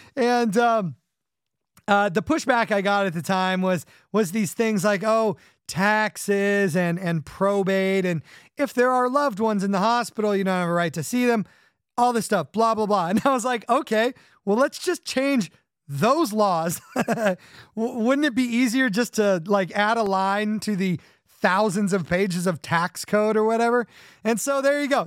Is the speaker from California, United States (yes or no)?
yes; California, United States; growing up in California